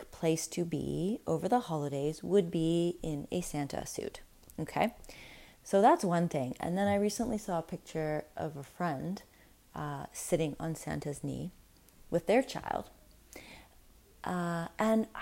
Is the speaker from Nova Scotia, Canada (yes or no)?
no; Winnipeg, Manitoba, Canada; I grew up in Winnipeg